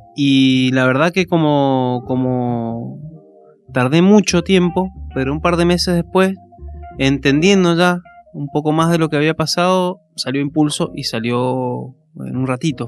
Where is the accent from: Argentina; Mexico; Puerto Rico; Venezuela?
Argentina; Maipú, Mendoza; also born or lived in Godoy Cruz; Soy de Maipú. Eh, nací en Maipú. Es toda zona, digamos, la zona metropolitana de Mendoza.